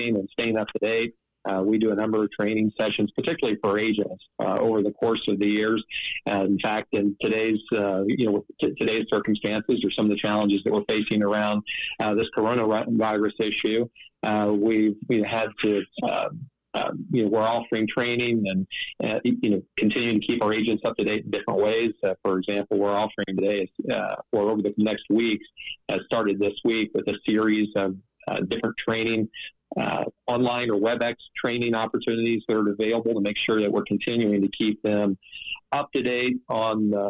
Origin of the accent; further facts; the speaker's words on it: Southwest Ohio, United States; I grew up in Southwest Ohio. I grew up a farm kid.